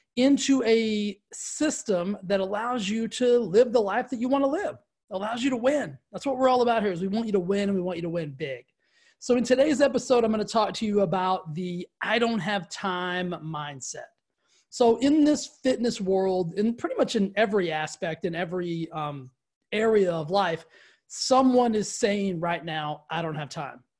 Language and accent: English; the South, United States; I grew up in the South